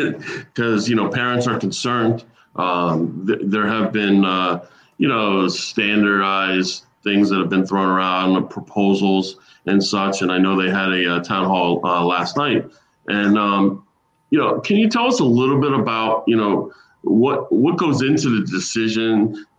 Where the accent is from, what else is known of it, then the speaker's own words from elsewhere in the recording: Boca Raton, Florida, United States; You know, I grew up here in Boca.